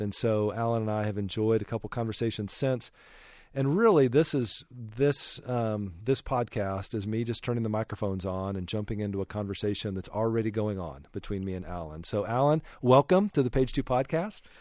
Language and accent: English; Denver, Colorado, United States; I grew up a solidly middle class in the suburbs of Denver, Colorado